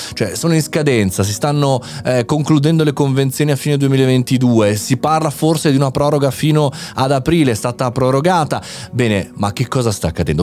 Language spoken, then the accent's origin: Italian; Italy; un paese nostro particolare, un paese avanti